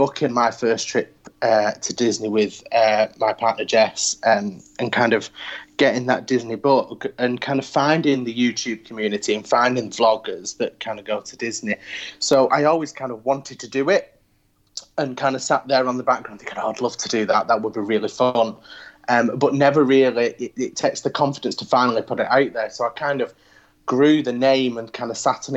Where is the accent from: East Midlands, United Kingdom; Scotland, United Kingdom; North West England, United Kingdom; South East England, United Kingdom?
North West England, United Kingdom; Manchester; I'm from Manchester over in the UK, we're referred to ourselves as Mancunians